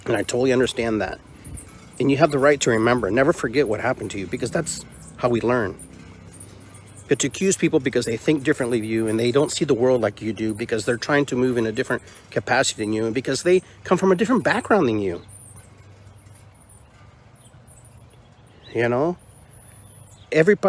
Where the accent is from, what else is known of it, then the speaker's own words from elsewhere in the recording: Peru; moved away; I'm from Peru and I have Indian in my blood